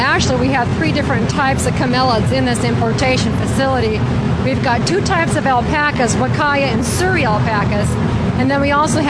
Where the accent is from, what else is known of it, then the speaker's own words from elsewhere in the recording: Bend, Oregon, United States; Bend, Oregon.